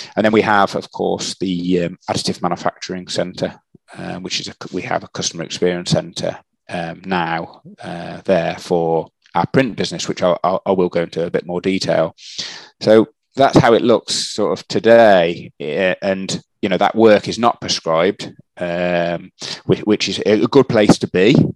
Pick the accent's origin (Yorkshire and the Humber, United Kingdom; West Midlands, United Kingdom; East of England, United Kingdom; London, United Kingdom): West Midlands, United Kingdom; Shrewsbury; I grew up um, in a in a place called Shrewsbury um, um, in the in the in the UK. so that that is in the Midlands area